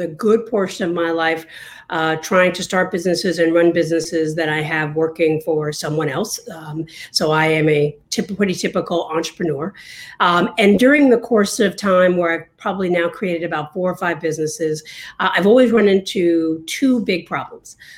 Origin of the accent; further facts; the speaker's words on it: New York, United States; now in Washington, D.C., United States; I'm originally from New York